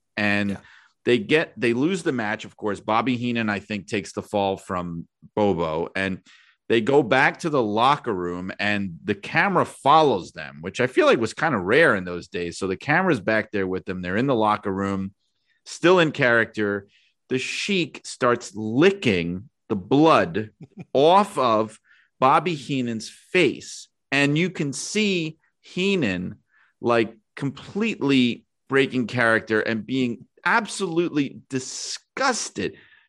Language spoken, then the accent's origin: English; Indiana, United States; but growing up in Indiana, a huge fan of Dick the Bruiser and of WWA wrestling was Dave Letterman, right?